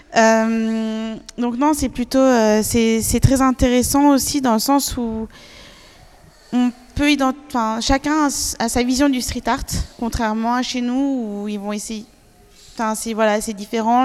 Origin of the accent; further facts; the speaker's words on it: Paris, Île-de-France, France; chez nous, à Paris